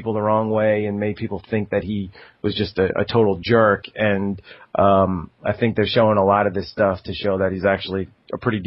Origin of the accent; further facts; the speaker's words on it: Long Island, New York, United States; I grew up on Long Island in New York